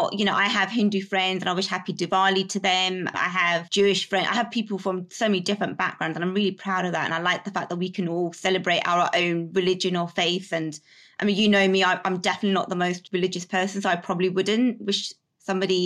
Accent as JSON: {"language": "English", "country": "United Kingdom", "tie": "born or raised there", "said": "I'm very British in terms of my upbringing, but also I still have my heritage"}